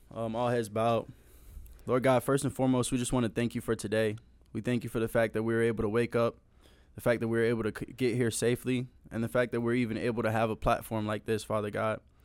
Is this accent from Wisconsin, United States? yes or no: no; Tampa, Florida, United States; also born or lived in Charleston, South Carolina; I moved to Tampa when I was in first grade. Um, from there, I've been literally lived all over Tampa.